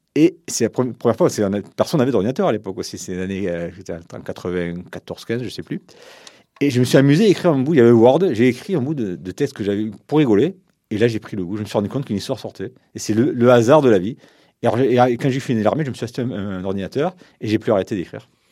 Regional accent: Montpellier, Occitania, France; j'étais de Montpellier, je connaissais personne.

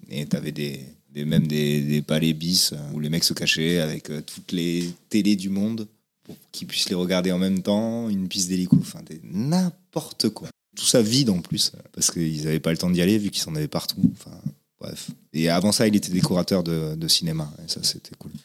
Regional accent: Toulouse, Occitania, France; also born or lived in Vincennes / Paris; j'ai vécu mes deux premières années à Paris, et après j'ai grandi à Toulouse

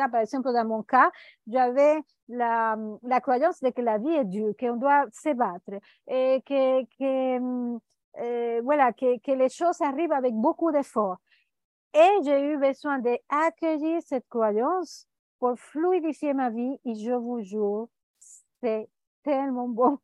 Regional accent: Venezuela; now in Costa Rica; Je suis née au Venezuela

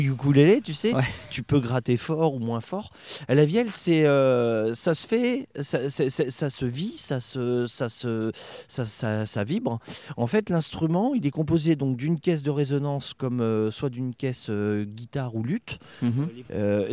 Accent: Bourges, Centre-Val de Loire, France; moi je suis originaire de Bourges

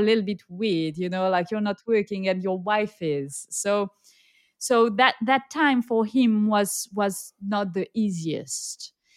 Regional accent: south of France, France; accent: French; English is a second language; also born or lived in Nigeria; now in Indonesia; I am French, uh, as you can tell by my accent, and I grew up in a very, very small village in the south of France

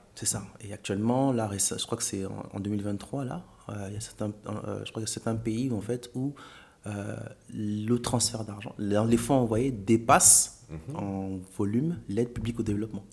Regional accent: Gabon; moved away as an adult; now in France; Donc, moi, j'ai grandi au Gabon.

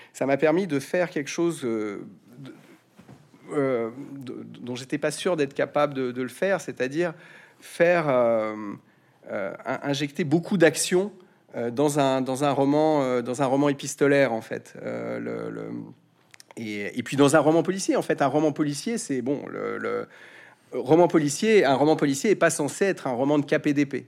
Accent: France; j'aurais envie de vous répondre, en tant que Français

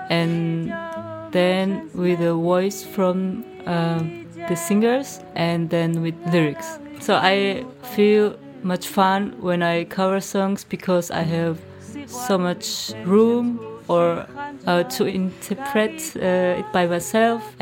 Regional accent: Georgia; moved away; I'm 28 years old. I'm from Georgia

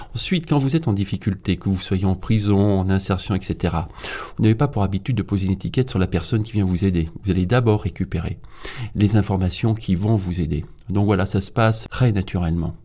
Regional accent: Auvergne-Rhône-Alpes, France; dans ma région d'origine. Je suis auvergnat

